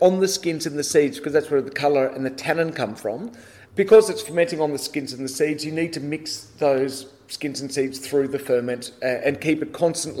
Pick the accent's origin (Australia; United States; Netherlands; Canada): Australia; Wagga Wagga, New South Wales; also born or lived in Bordeaux; now in Sydney, Australia; growing up in Wagga, you know, on the land